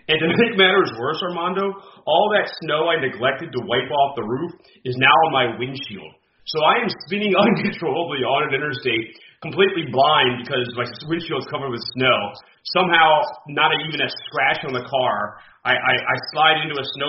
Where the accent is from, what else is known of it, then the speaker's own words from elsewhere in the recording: Harrisburg, Pennsylvania, United States; also born or lived in Syracuse; I'm from Harrisburg, and it's a 4-hour drive up and down I-81